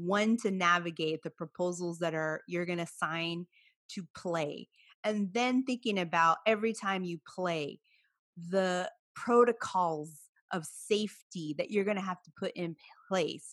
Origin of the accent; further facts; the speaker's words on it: Watsonville, California, United States; where I'm from Watsonville, the Santa Cruz County Fair